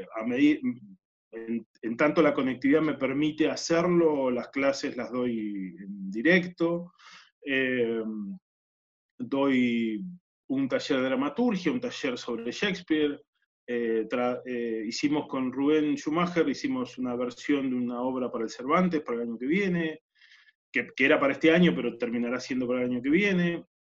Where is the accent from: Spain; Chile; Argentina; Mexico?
Argentina; Neuquén; crecí en Neuquén